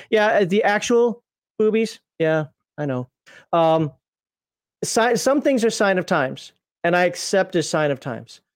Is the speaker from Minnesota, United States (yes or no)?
yes; Minnesota, United States; I'm from Minnesota